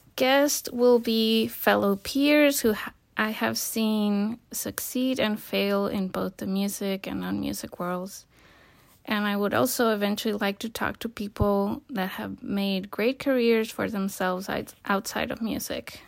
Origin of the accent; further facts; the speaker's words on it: Colima, Mexico; moved away as an adult; also born or lived in United States; I was born and raised in Colima, Mexico